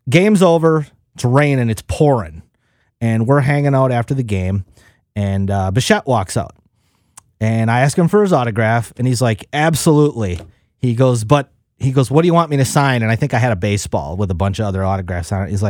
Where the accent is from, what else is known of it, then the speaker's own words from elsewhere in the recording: Wisconsin, United States; We're from Wisconsin.